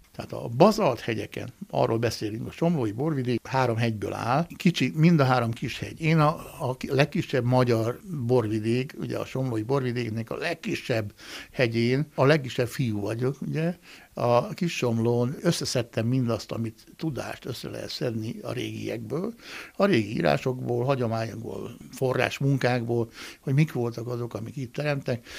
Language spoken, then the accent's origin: Hungarian; Great Hungarian Plain, Hungary; én, aki különben alföldi születésű vagyok